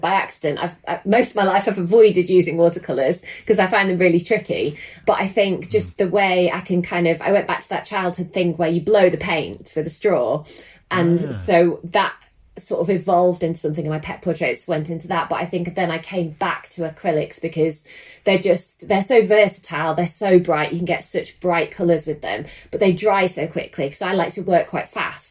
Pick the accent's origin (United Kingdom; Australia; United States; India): United Kingdom; Lancashire, North West England; moved away as an adult; now in Oakham, United Kingdom; So I come from Lancashire originally, and we moved down to Oakham about 5 years ago